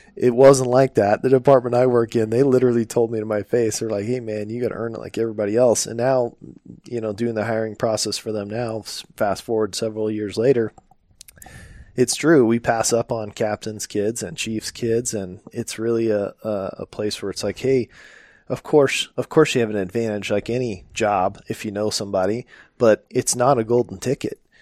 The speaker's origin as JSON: {"language": "English", "town": "Phoenix", "region": "Arizona", "country": "United States", "tie": "born or raised there", "said": "I remember doing ride-alongs as a little kid in, in Phoenix"}